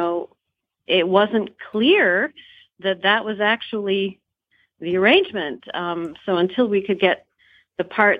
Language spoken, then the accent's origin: English; Des Moines, Iowa, United States; also born or lived in Grand Rapids, Michigan; I grew up in Des Moines